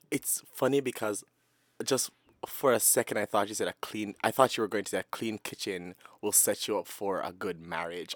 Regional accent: Sanguinetti, Jamaica; moved away; I grew up in Sanguinetti, and we're pretty much all related

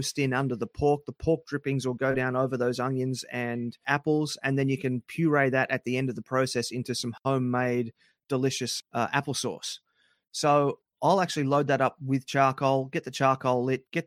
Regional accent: Australia; my wife's American and I'm Australian

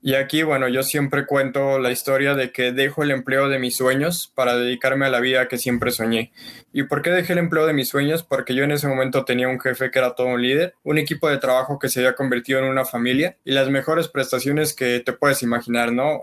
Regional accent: Mexico; en México estábamos viviendo

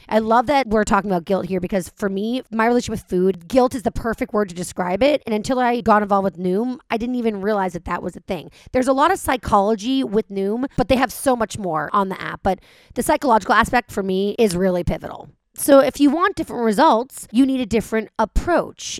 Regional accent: Los Angeles, California, United States; I live here, this is my hometown, I'm from here

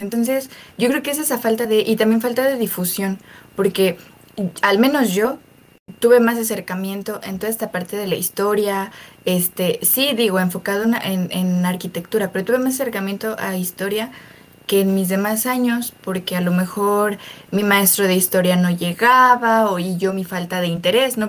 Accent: Mexico; como mexicanos

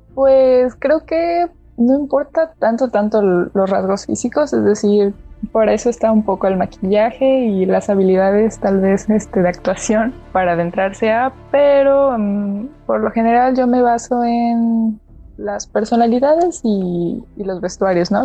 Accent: Córdoba, Veracruz, Mexico; also born or lived in Xalapa, Veracruz; aquí de donde soy, este, mi, casa, su casa, en Córdoba, Veracruz.

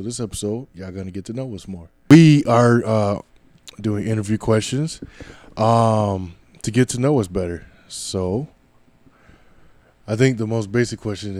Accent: Minneapolis, Minnesota, United States; also born or lived in Inver Grove Heights, Minnesota; I am from Minneapolis, Minnesota. I grew up all over the Twin Cities, and I ended up in Invergrove Heights.

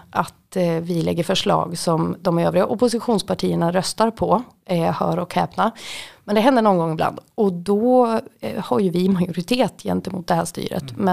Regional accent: Västmanland, Sweden; det ligger då också utanför Västerås som är väldigt nära där jag kommer ifrån.

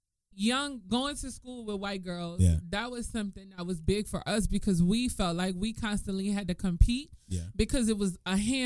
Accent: New Orleans, Louisiana, United States; I'm from New Orleans.

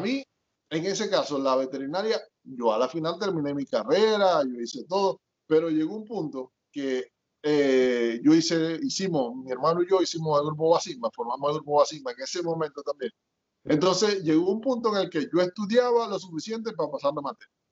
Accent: Maracaibo, Zulia, Venezuela; accent: mix of Maracaibo and south of the lake; moved away as an adult; now in United States; yo nací en Maracaibo, pero mis papás son de allá del sur del lago

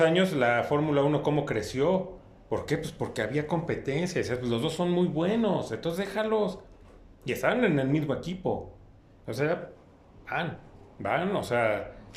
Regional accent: Mexico; a nosotros como mexicanos

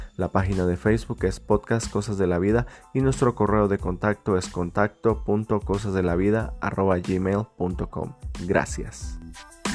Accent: Guatemala; now in United States; soy un guatemalteco viviendo en Estados Unidos

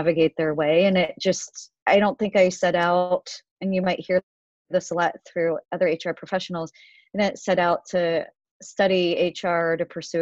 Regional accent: a small town in Ohio, United States; moved away as an adult; also born or lived in Korea; now in New York, United States; I essentially grew up in a small town in Ohio until I graduated college. And then I moved to New York and I've been here ever since

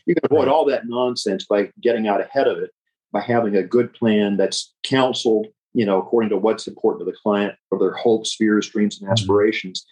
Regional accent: Memphis, Tennessee, United States; moved away as an adult; now in California, United States; born and raised in Memphis

